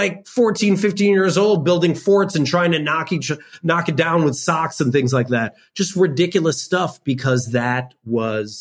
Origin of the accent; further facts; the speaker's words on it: suburb of Chicago, Illinois, United States; I lived in a predominantly white suburb of Chicago